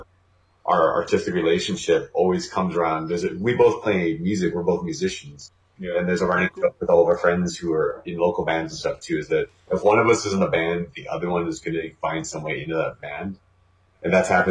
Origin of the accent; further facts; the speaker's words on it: Canada; We're painfully Canadian